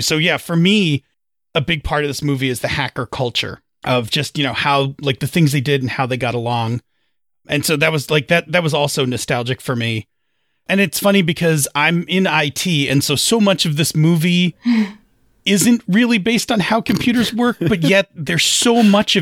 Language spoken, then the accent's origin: English; outside of New York City, United States; I actually grew up pretty rural. I grew up outside of New York City